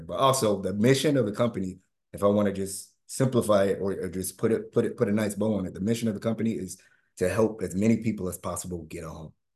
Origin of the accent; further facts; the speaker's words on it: Winter Park, Florida, United States; I grew up in Hannibal Square, Winter Park